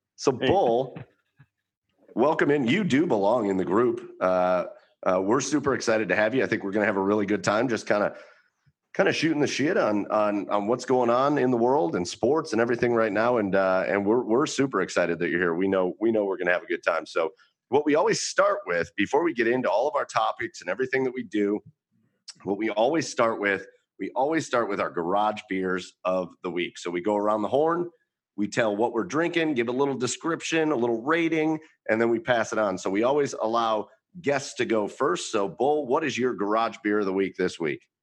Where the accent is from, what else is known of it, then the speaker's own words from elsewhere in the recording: Rocky River, Ohio, United States; I went very local here uh, to my hometown brewery, I went to the Rocky River Brewing Company